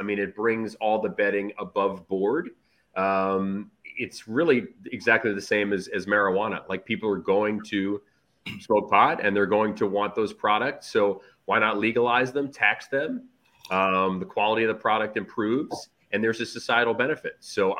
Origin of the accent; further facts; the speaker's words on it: New York, United States; I grew up in New York